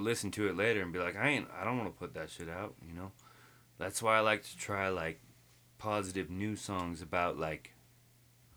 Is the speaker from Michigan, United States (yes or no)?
no; Lake Arrowhead, California, United States; I was born in Lake Arrowhead.